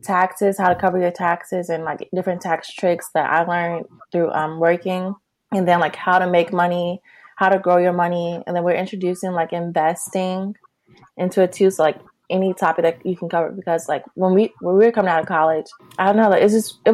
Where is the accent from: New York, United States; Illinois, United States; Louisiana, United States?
Illinois, United States; Chicago; also born or lived in Los Angeles; I'm from Chicago